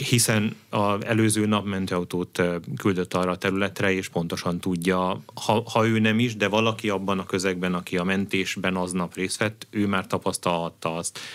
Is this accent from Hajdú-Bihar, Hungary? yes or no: yes; Debrecen, Hajdú-Bihar, Hungary; debreceni gyerek vagyok